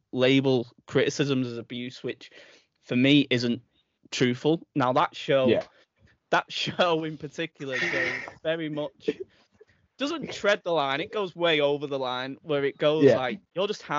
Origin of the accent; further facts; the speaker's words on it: England, United Kingdom; as an Englishman